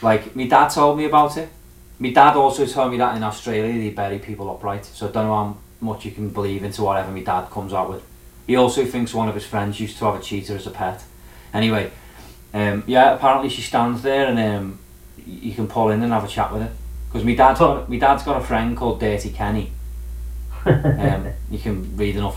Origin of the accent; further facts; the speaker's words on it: Birkenhead, North West England, United Kingdom; in my hometown